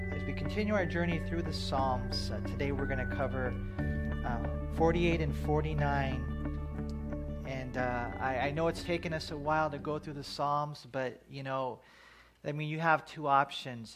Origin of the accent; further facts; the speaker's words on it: United States; we're American citizens. Praise God for that. We live in a great country